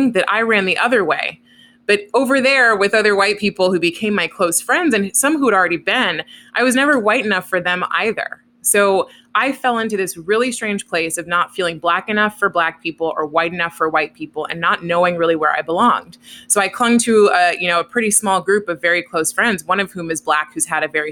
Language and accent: English; Oakland, California, United States; I grew up in Oakland, which is a pretty diverse place